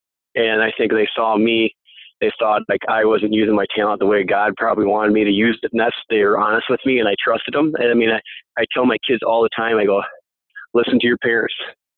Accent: Dell Rapids, South Dakota, United States; But how I started off was I originally from Del Rapids

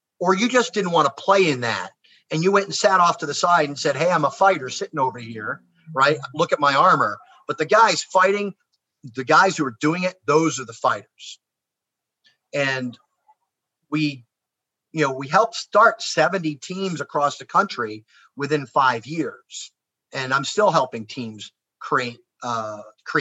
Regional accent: United States; I'm American

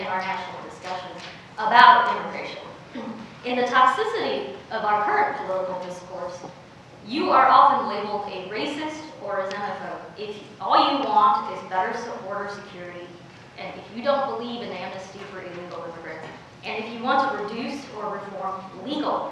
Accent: Oakland, California, United States; also born or lived in China; I showed up in inner city Oakland when I was 10 years old. My parents had applied to immigrate to the United States from China

